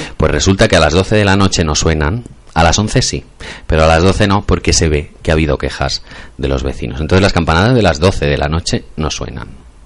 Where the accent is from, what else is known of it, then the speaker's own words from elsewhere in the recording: Masquefa, Catalonia, Spain; yo estoy enamorado de mi pueblo